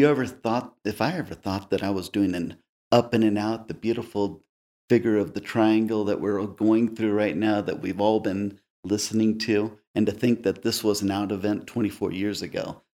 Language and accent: English; Texas, United States; Oh, I did. My father was a missionary. And we're all from Texas, big family out of Texas.